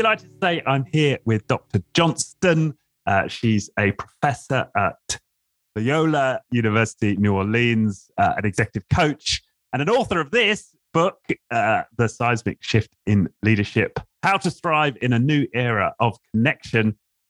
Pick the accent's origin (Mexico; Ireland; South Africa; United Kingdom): United Kingdom; England; as an Englishman